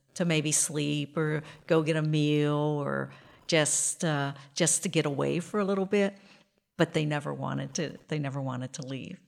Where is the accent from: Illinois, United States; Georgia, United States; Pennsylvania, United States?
Pennsylvania, United States; Western; I grew up in Western Pennsylvania